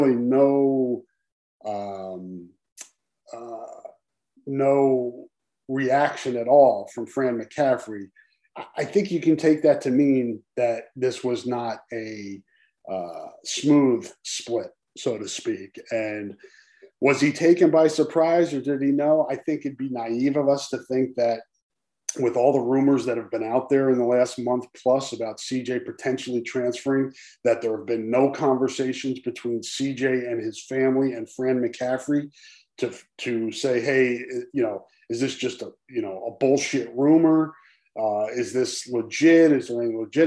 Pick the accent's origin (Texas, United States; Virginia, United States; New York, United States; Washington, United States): New York, United States; East Coast; moved away; also born or lived in New Jersey; I grew up out on the East Coast and spent a lot of time in New York, graduated high school from New York, went to school, college in New Jersey.